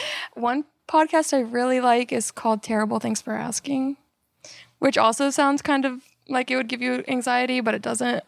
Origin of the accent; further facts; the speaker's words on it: Melbourne, Florida, United States; moved away as an adult; also born or lived in Tallahassee, Florida / Atlanta, Georgia / Germany / San Antonio, Texas; now in Texas, United States; I'm from Florida. uh, Melbourne, Florida